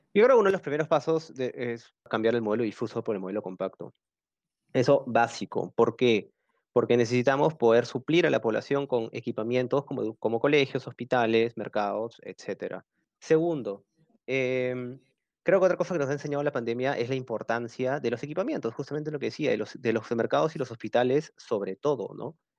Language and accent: Spanish; Peru; como peruanos